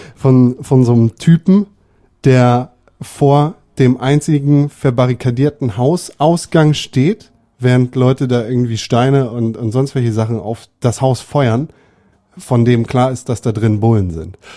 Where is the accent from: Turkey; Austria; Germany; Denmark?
Germany; bei uns in Deutschland. Wir sind 82 Millionen